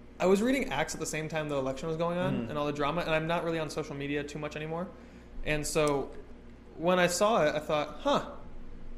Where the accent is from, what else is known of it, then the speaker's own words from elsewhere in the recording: United States; I'm in Cambodia as an American.